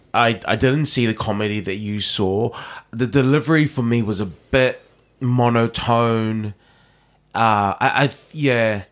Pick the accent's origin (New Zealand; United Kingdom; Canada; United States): New Zealand; born in New Zealand